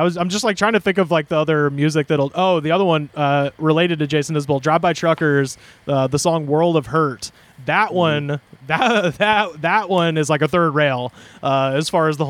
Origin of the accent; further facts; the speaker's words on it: Auburn, Alabama, United States; moved away as an adult; Waverly, which is this little town outside of Auburn where I'm from.